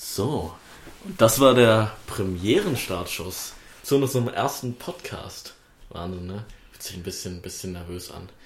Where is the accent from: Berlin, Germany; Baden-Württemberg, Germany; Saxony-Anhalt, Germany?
Saxony-Anhalt, Germany; Wittenberg; für die ich hier antrete und der ich auch geboren bin, vor äh, 19 Jahren